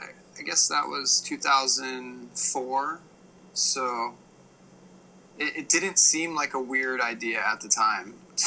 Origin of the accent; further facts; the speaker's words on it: East Coast, United States; because I was from the East Coast